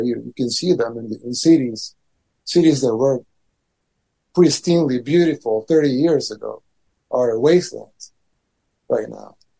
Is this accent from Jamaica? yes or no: no; El Salvador; I'm from El Salvador, third world country in Central America.